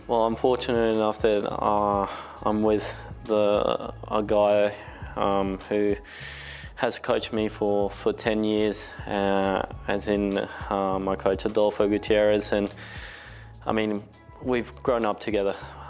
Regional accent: Australia; now in Spain; I was born in Australia. When I was five, we moved to Spain for 8 years and we came back to Australia for another 3 years and now we've been back in Spain.

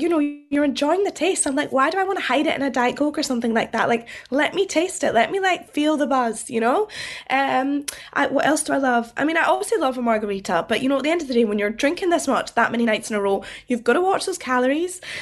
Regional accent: Scotland, United Kingdom; I'm Scottish

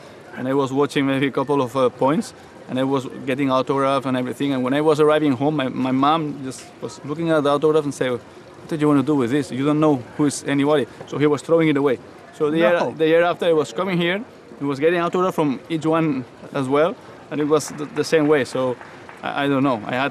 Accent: Barcelona, Catalonia, Spain

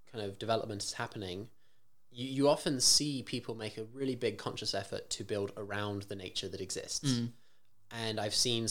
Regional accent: Kenya; moved away; also born or lived in San Francisco Bay Area; I grew up in Kenya

